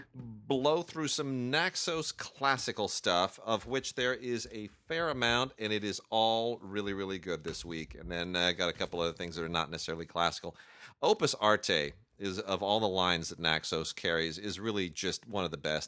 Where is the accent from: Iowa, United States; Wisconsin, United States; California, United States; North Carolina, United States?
California, United States; I'm born and raised in California